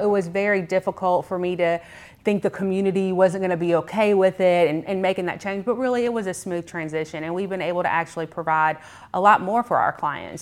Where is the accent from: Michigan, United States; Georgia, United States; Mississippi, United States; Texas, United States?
Georgia, United States; McDonough; also born or lived in Clayton County, Georgia; I'm actually a Henry County native. I grew up in Clayton County up until I was in sixth grade, and like a lot of people, we migrated from Clayton County to Henry County